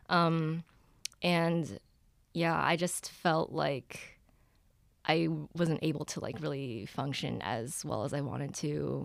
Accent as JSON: {"language": "English", "town": "Ann Arbor", "region": "Michigan", "country": "United States", "tie": "born or raised there", "said": "I grew up in Ann Arbor."}